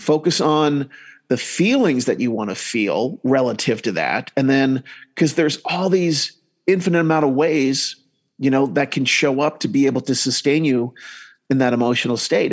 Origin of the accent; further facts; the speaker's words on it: New Jersey, United States; now in Salt Lake City, United States; I grew up in New Jersey, then I went up moving um, to Utah